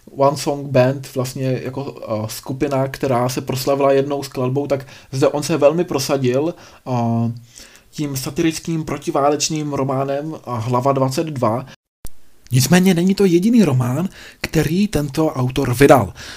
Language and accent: Czech; Czechia; u nás v Čechách